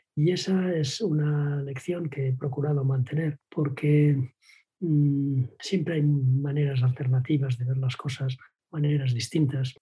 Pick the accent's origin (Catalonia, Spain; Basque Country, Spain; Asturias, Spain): Catalonia, Spain; Vilanova i la Geltrú; Mi padre era, era pues, directivo de una empresa en mi pueblo, en Villanueva en la Gentru